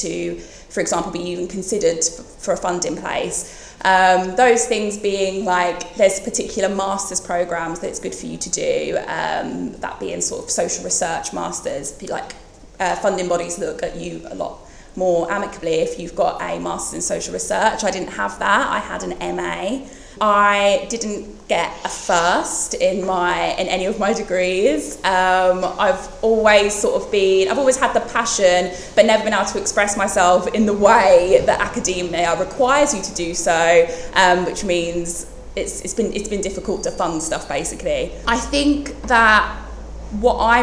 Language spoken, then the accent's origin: English; Bromsgrove, West Midlands, United Kingdom; I am from the West Midlands, from a town called Bromsgrove